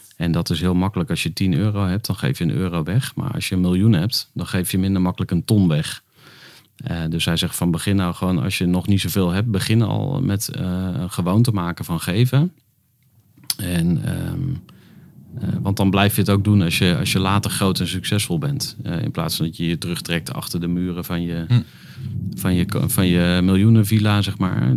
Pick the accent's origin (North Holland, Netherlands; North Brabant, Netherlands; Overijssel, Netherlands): Overijssel, Netherlands; Twente; Ik ben geboren in Twente